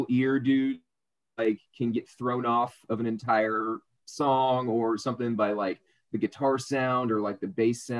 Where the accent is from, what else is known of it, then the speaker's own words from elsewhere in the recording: South Arkansas, United States; I grew up in South Arkansas, like right next to the Louisiana border, tiny town